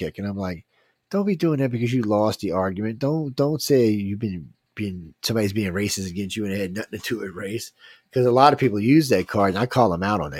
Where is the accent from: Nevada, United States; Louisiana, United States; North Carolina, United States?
Louisiana, United States; New Orleans; I'm from New Orleans